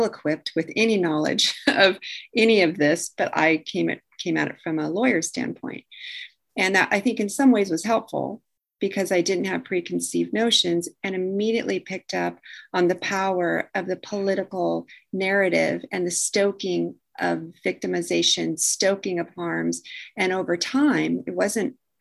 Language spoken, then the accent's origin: English; the West, United States; I was from the West